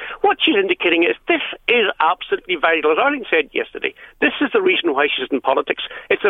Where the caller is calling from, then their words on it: Northern Ireland, United Kingdom; that I'm ringing you from the United Kingdom.